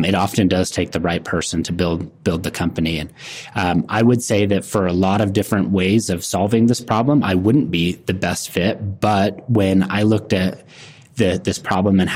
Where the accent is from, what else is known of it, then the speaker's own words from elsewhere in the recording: Utah, United States; I grew up in Utah.